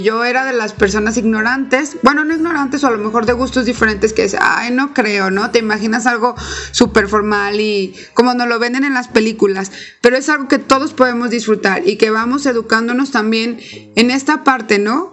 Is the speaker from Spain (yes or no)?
no; Mexico; nosotros como mexicanos